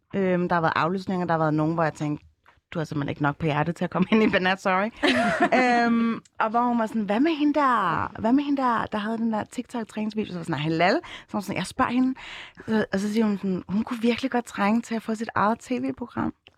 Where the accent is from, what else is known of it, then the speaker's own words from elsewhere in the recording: Copenhagen, Capital Region of Denmark, Denmark; Jeg er fra Ryparken og Tingbjerg.